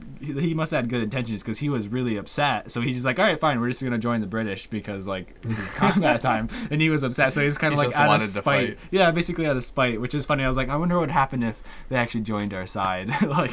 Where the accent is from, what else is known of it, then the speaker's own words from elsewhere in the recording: United States; we're American.